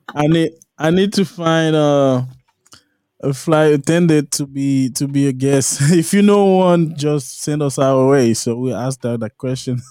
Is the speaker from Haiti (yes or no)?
yes; La Plaine, Haiti; moved away; I'm from La Plaine